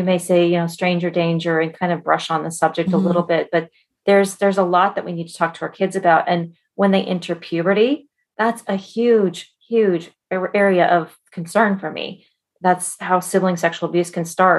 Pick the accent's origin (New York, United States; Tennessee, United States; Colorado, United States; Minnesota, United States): Colorado, United States; now in Bay Area, California, United States; I grew up in Colorado